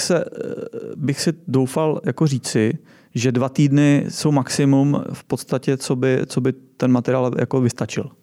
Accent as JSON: {"language": "Czech", "country": "Czechia", "said": "my jsme tady už jako fakt byrokraticky zkostnatělá země"}